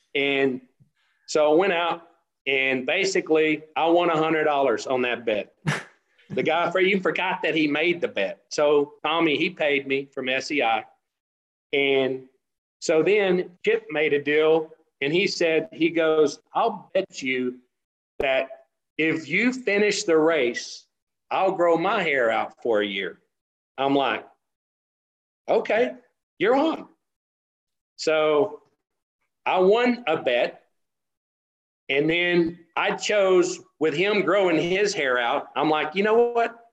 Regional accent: West Texas, United States; also born or lived in Denver City, Texas / San Antonio, Texas / Andrews, Texas; I grew up in West Texas and in the oil field

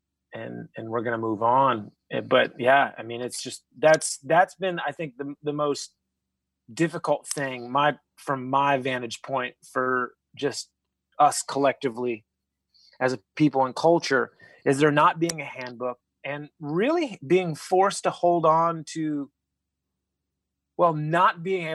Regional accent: Atlanta, Georgia, United States; moved away as an adult; also born or lived in Nashville; I was born and raised in Atlanta, Georgia

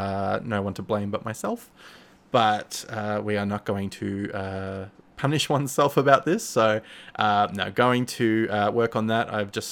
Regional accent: Australia; now in Melbourne, Australia; I'm based in Melbourne, Australia. So yeah, obviously I'm sure you could tell I'm Australian if you are not from Australia yourself.

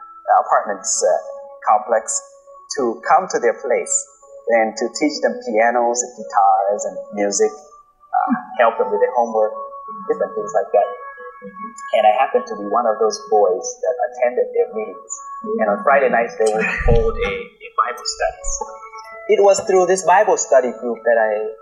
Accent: Laos; English is a second language; also born or lived in West Sacramento, California; now in United States; To say that you are a Laotian, it's almost automatically you are a Buddhist. You basically grew up, born into and grew up in that culture. When we came to the U.S., life was different.

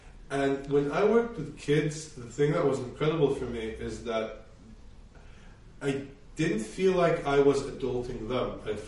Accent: China; My parents were really good. I grew up in so many different environments. My school in China was super significant.

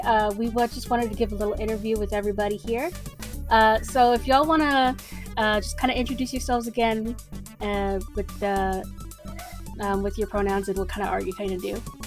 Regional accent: San Antonio, Texas, United States; I'm from San Antonio, so when you hear the south side, you immediately know that it's, it's gonna be an issue, uh, at least from my experience. I also grew up pretty sheltered

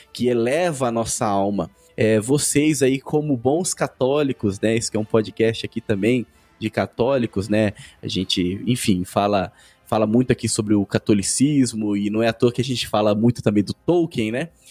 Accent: Brazil; Somos brasileiros

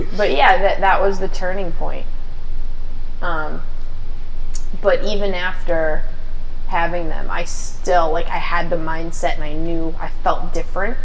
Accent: Taunton, Massachusetts, United States; I'm from East Taunton

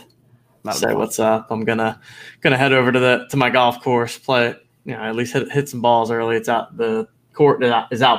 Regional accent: Philadelphia, Pennsylvania, United States; my hometown of Philly

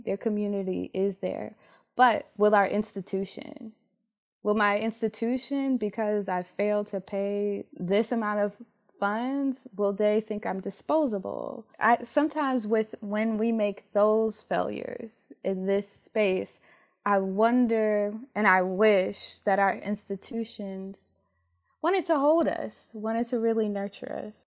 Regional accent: Detroit, Michigan, United States; moved away as an adult; I'm from Detroit, um, lots of Detroit public schools are predominantly Black, and I went to a high school that had over three thousand students

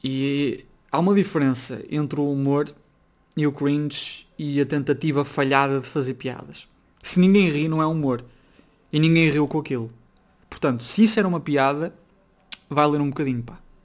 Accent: Braga, Norte, Portugal; Eu sou de Braga, sou do Norte

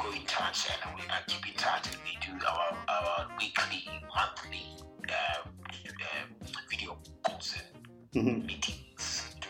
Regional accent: Mauke, Cook Islands; And the song that celebrates my hometown, where I come from, Mauke.

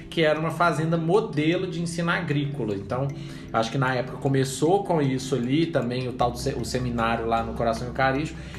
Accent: Belo Horizonte, Minas Gerais, Brazil; porque eu morei minha vida inteira na Sagrada Família.

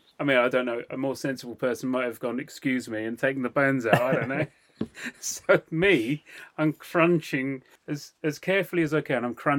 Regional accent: England, United Kingdom; Oh God, we're so English, aren't we?

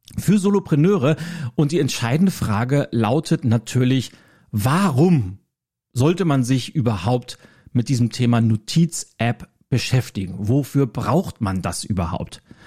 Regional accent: Schleswig-Holstein, Germany; als Schleswig-Holsteiner drücke ich

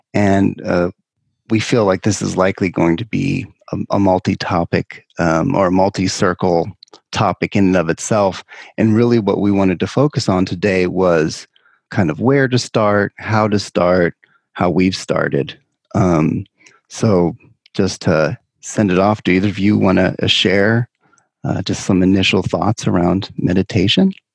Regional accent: California, United States; my home state of California

